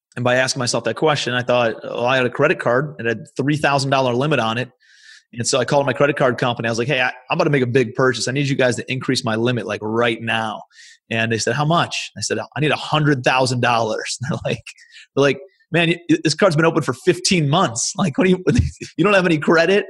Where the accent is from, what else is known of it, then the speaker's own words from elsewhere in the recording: Cleveland, Ohio, United States; moved away as an adult; also born or lived in New York City; I'm from Cleveland, Ohio originally. That's where I live now.